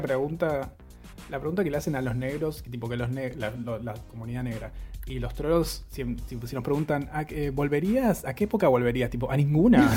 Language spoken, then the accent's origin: Spanish; Argentina; nosotros, como Argentina